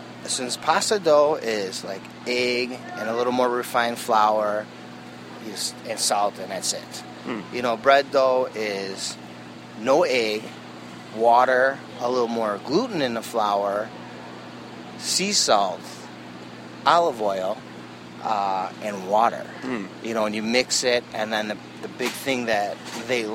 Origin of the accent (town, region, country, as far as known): Chicago, Illinois, United States; born or raised there